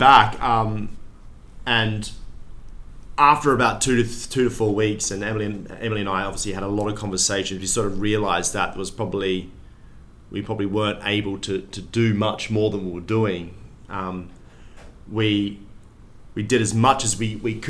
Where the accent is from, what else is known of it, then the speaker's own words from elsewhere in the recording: Perth, Western Australia, Australia; moved away; I'm from Perth